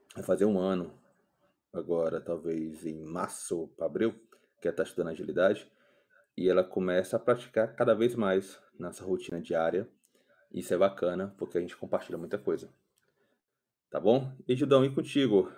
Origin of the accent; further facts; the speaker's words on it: Ceará, Brazil; moro aqui em Fortaleza, sou cearense.